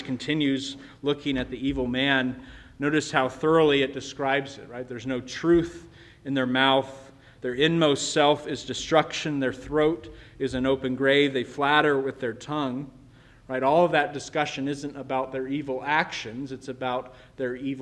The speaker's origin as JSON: {"language": "English", "country": "United States", "said": "as American Christians"}